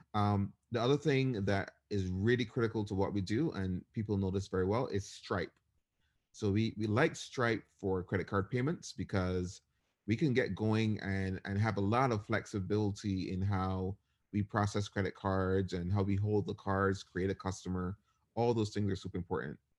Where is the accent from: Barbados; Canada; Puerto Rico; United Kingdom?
Barbados; moved away as an adult; now in United States; I was born and raised in Barbados, and I ended up moving to the U S for college.